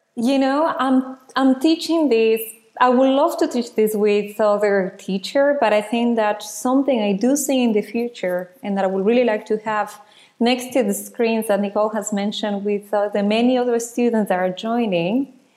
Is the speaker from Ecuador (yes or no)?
yes; Ecuador; now in Netherlands; I was born in Ecuador